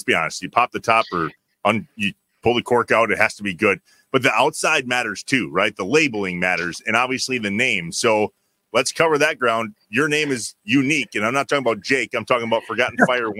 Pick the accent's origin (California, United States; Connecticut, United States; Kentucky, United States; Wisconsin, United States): Wisconsin, United States; Jefferson; my hometown of Jefferson.